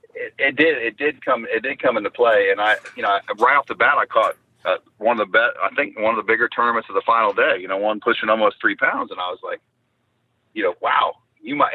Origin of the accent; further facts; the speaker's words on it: Florida, United States; I grew up fishing in the Florida. We called it the Gator Division down here, BFL fishing.